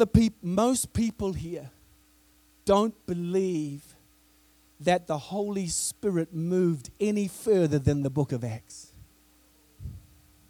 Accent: New Zealand; I come from New Zealand, which is the furthest most point from when this word was spoken

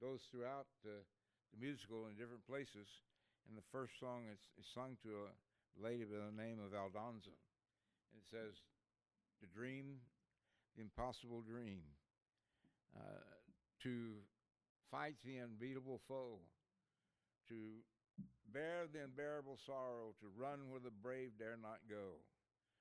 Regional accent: Ada, Oklahoma, United States; I grew up in a place called Ada, Oklahoma

